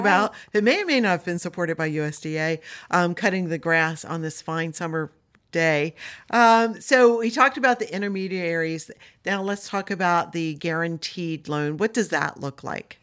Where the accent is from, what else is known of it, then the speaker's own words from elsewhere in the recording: Delmarva Peninsula, United States; I grew up on Del Mar Vista